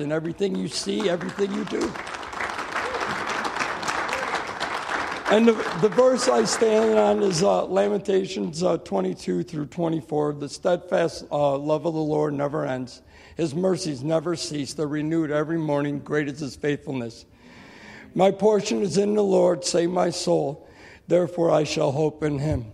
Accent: Albion, New York, United States; I'm from Albion. I've been involved with the church since I was a child.

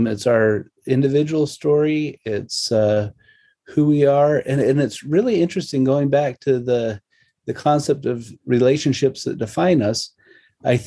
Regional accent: Salt Lake City, Utah, United States; growing up in Salt Lake, my experiences were at the old family history library

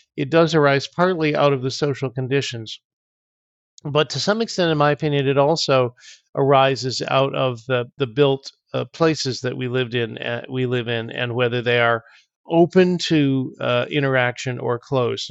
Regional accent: Auburn, New York, United States; moved away; also born or lived in Ventura, California; I grew up in Auburn, New York, which is in the Finger Lakes.

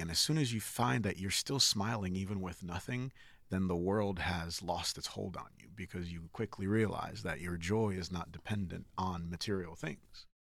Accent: Connecticut, United States; also born or lived in Nigeria; I grew up in Connecticut

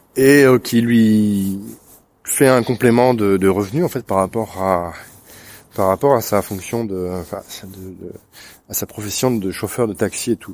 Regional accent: France; Je suis français

